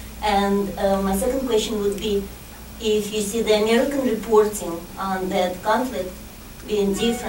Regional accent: Saint Petersburg, Russia; I'm from St. Petersburg, Russia.

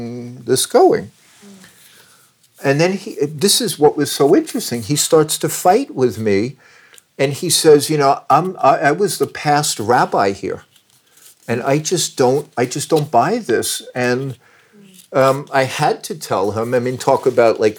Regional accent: Long Island, New York, United States; moved away; I'm Jewish and I grew up in New York. And I grew up in Long Island

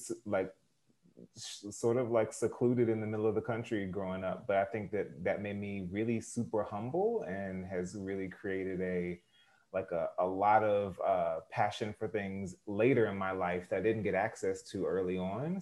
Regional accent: Norlina, North Carolina, United States; I'm from North Carolina. I'm from a small town called Norlina, North Carolina.

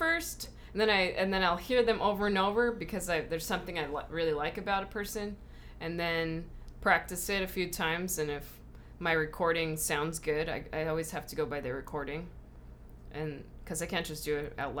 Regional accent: Whittier, California, United States; We're from Whittier.

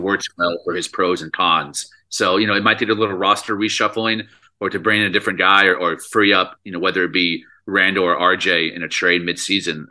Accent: Dallas, Texas, United States; We're both from Dallas, Texas.

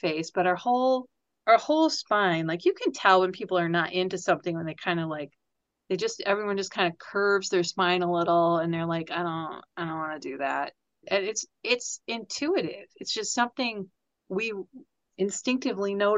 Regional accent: United States; As an American

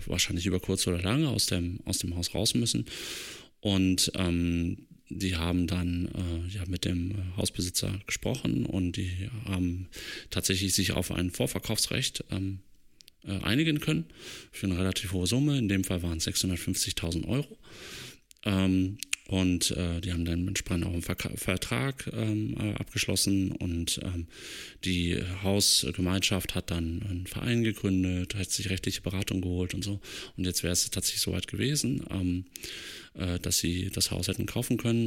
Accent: Germany; now in Leipzig, Germany; ich bin ja in der Eifel aufgewachsen und meine Familie wohnt noch dort

